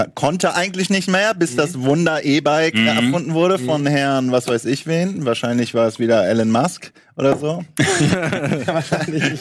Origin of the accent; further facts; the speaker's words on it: Hamburg, Germany; bei uns in Hamburg